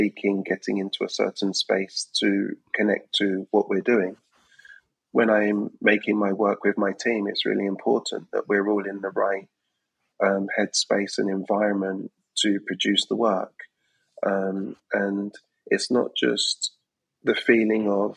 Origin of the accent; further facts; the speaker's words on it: London, United Kingdom; I'm an artist, born and raised in London